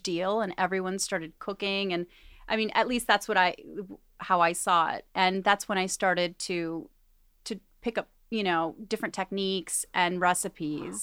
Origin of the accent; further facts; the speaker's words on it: Argentina; moved away; I was born in Argentina